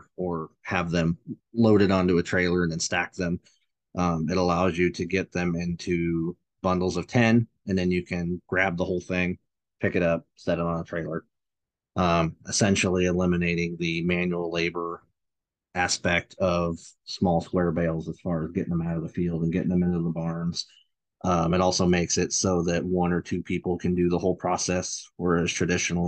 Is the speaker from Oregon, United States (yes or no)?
yes; Tumalo, Oregon, United States; I grew up on a dairy farm in Tumalo